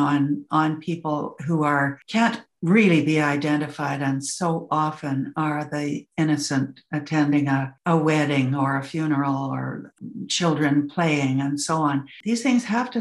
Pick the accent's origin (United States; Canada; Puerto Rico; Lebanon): Canada; as a Canadian